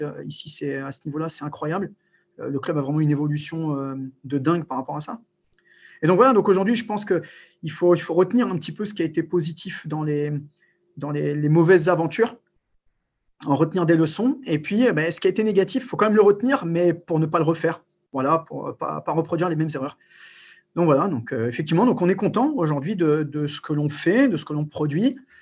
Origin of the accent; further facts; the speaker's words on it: Albert, Hauts-de-France, France; also born or lived in Morocco / Amiens; je suis né au Maroc, mais je suis arrivé en France très tôt et je suis d'un petit bled qui s'appelle Albert, donc où j'ai commencé le handball. c'est un club picard dans la Somme, à côté d'Amiens